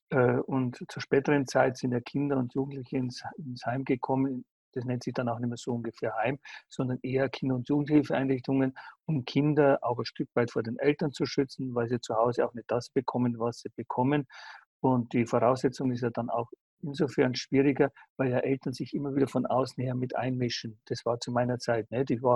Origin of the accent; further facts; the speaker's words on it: Aichach, Bavaria, Germany; born there; Ja, ich bin halt äh, im Frauengefängnis in Eichach zur Welt gekommen.